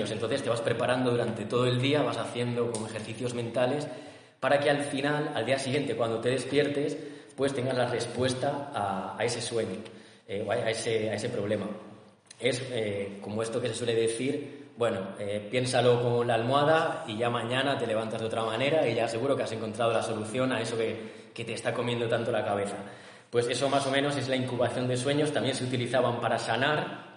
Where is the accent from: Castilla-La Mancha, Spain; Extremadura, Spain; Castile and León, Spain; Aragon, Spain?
Castile and León, Spain; Toro; yo vengo desde Toro, que es un pueblo